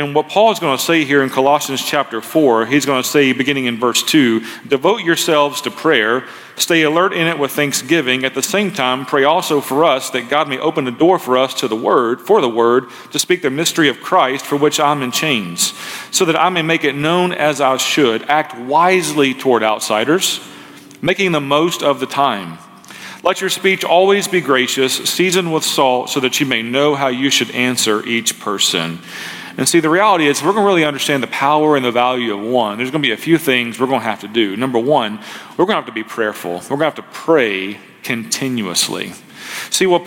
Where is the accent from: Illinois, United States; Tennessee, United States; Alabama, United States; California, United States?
Tennessee, United States; Memphis; moved away as an adult; also born or lived in Marysville, Ohio; I was raised as primarily by my grandparents as a boy growing up in Memphis